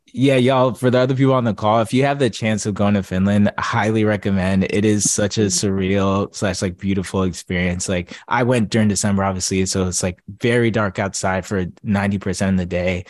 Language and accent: English; Atlanta, Georgia, United States; I'm from Atlanta